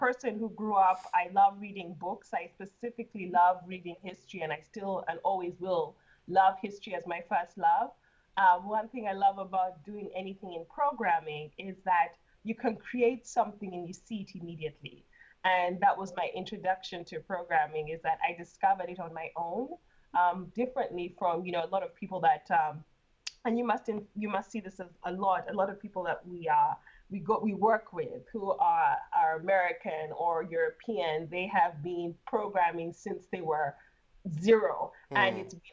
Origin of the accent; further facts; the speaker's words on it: Kampala, Central Region, Uganda; moved away as an adult; also born or lived in London / Canada; I am from Kampala, Uganda